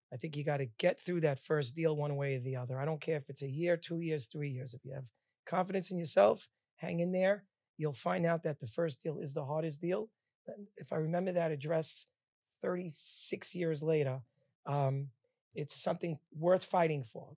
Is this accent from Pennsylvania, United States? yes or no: no; Bradley Beach, New Jersey, United States; also born or lived in Queens, New York; I was born in Bradley Beach, New Jersey.